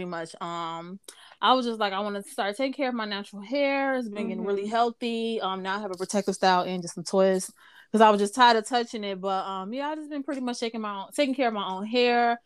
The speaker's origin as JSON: {"language": "English", "town": "Chicago", "region": "Illinois", "country": "United States", "said": "I'm from Chicago, Illinois"}